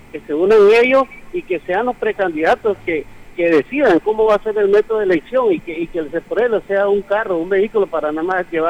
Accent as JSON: {"language": "Spanish", "country": "Nicaragua", "said": "Sí, como ciudadano nicaragüense le doy un llamado"}